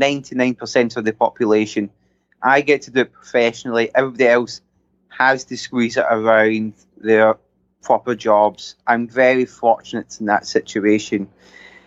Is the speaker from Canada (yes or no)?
no; Scotland, United Kingdom; being Scottish